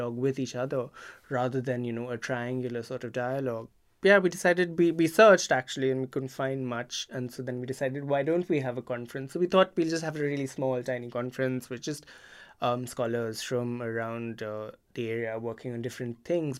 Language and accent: English; India; moved away as an adult; also born or lived in Singapore / Britain; now in United Kingdom; So I grew up in India and then I moved to Singapore for my master's.